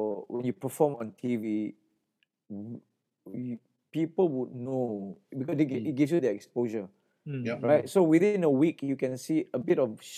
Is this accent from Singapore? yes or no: yes; Singapore